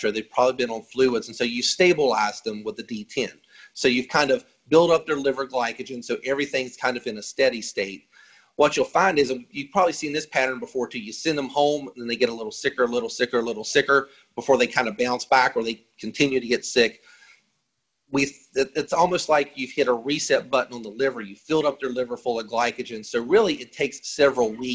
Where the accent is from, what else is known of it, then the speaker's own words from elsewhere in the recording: West Virginia, United States; I'm from West Virginia